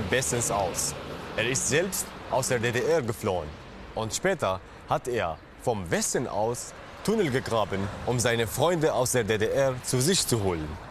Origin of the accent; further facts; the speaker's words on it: Syria; moved away as an adult; now in Germany; ich komme aus Syrien